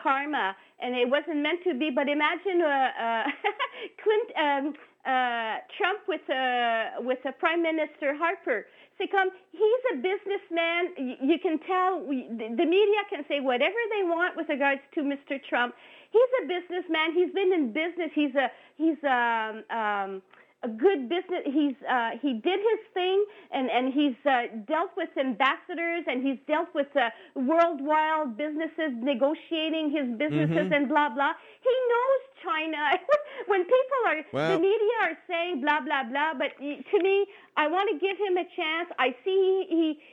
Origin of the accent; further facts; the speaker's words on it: Ottawa, Ontario, Canada; also born or lived in Lower Town, Ottawa; we moved when I was 5 years old in Sandy Hill